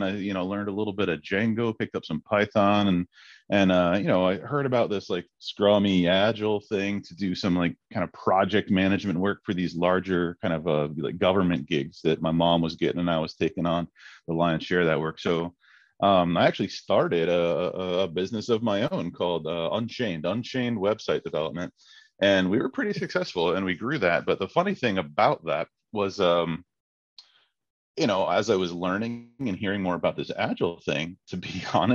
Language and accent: English; Crescent, Iowa, United States; I grew up in Crescent, Iowa. It's a little town, kind of north of Council Bluffs.